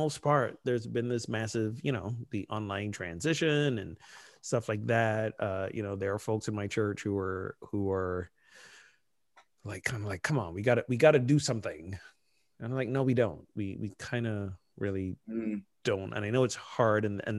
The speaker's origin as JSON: {"language": "English", "country": "United States", "said": "We're so American."}